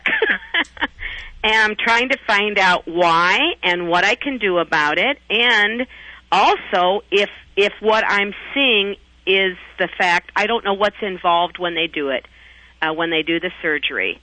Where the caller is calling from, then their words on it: Rock Island, Illinois, United States; I'm calling from Rock Island, Illinois